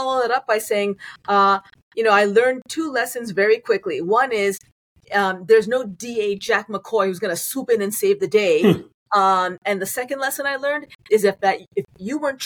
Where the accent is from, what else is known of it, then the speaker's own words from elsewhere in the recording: Toronto, Ontario, Canada; moved away as an adult; also born or lived in New Orleans; I was born and raised in Toronto